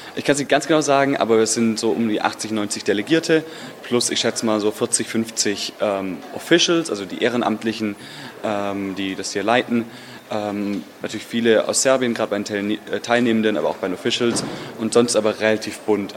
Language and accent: German; Stuttgart, Baden-Württemberg, Germany; ich bin aus Stuttgart in Deutschland